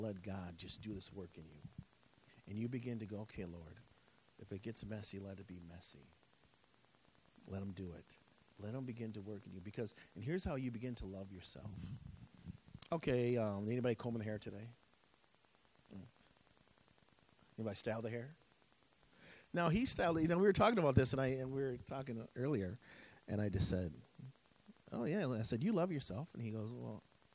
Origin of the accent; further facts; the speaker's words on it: Wisconsin, United States; I grew up in Wisconsin